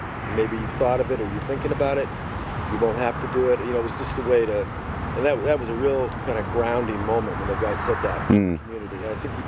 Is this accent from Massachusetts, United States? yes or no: yes; Boston, Massachusetts, United States; moved away; also born or lived in Hawaii; I'm from Boston